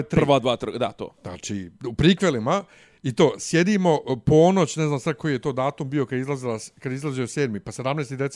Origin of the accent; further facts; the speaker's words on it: Sarajevo, Federation of Bosnia and Herzegovina, Bosnia & Herzegovina; Nisam ja iz Banja Luke, ja sam iz Sarajeva.